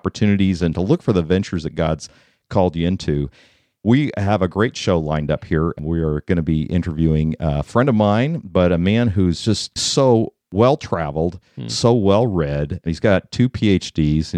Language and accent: English; Colorado, United States; my home state of Colorado